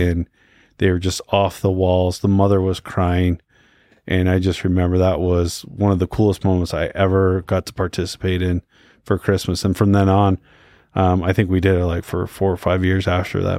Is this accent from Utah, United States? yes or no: yes; Utah, United States; also born or lived in Houston, Texas; I was born here in Utah